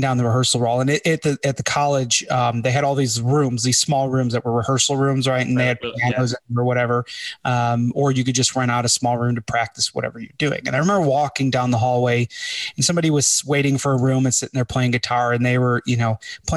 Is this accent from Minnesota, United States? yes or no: no; Chicago, Illinois, United States; We're from Chicago